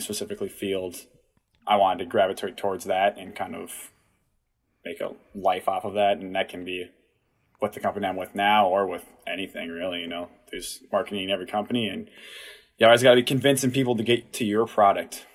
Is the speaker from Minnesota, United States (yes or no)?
yes; Watertown, Minnesota, United States; I'm from Watertown. Went there, graduated in 2016.